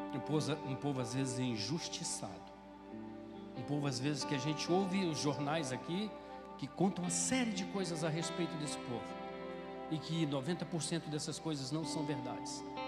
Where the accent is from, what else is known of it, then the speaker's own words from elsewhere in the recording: Brazil; moved away as an adult; now in Ceará, Brazil; eu sou do Mato Grosso, Mato Grosso do Sul